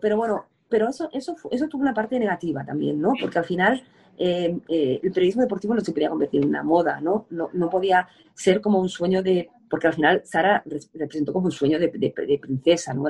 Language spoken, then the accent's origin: Spanish; Spain